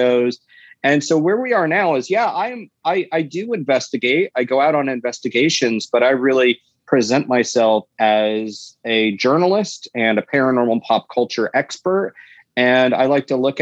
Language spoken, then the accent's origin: English; the South, United States; accent: Southern drawl; I was raised in the South, and even though I don't think I have an accent, every so often there's a drawl that kicks